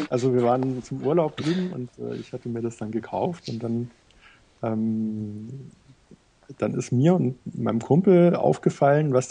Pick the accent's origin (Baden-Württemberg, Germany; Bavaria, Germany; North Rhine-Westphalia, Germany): Bavaria, Germany; Munich; also ich bin auf, in München aufgewachsen und da gab es eben einige Videospielläden